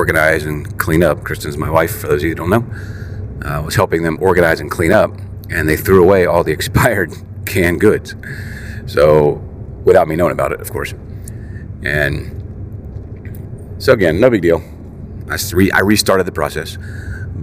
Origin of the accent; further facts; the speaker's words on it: West Virginia, United States; I'm from West Virginia